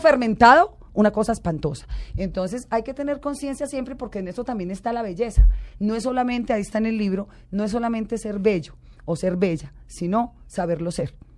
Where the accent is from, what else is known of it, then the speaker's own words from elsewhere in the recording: Colombia; yo soy colombiana